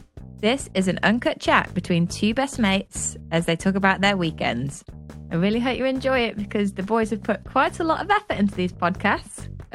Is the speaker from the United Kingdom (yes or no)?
yes; Lichfield, West Midlands, United Kingdom; I'm from Lichfield in Staffordshire